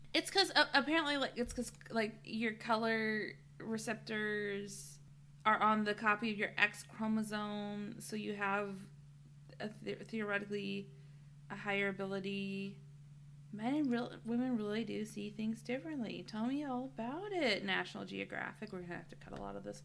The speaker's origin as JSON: {"language": "English", "country": "United States", "said": "I'm an American"}